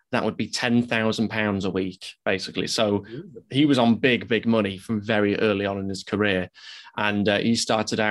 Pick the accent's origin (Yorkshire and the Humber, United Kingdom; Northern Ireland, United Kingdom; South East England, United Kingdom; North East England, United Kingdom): Yorkshire and the Humber, United Kingdom; Leeds; we're obviously both from Leeds